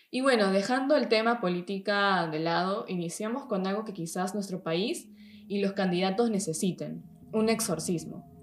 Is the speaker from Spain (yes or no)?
no; Peru; now in Germany; soy de Perú, tengo 26 años y vivo desde hace un tiempo aquí en, Alemania.